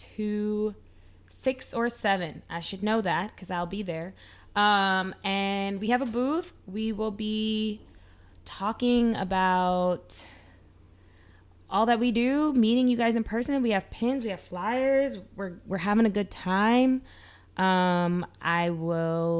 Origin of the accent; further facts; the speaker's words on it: New York, United States; growing up in New York, I feel like so many of us, like we did African dance